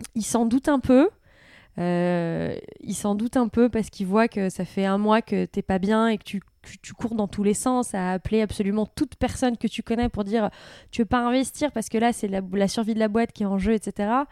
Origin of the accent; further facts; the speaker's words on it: France; also born or lived in United States; je suis française